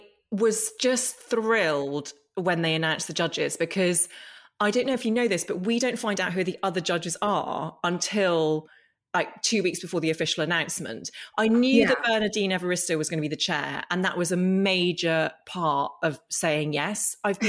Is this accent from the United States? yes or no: no; Northern Ireland, United Kingdom; I grew up in Northern Ireland, and we moved there when I was four, and it was 1982, and it was a time of conflict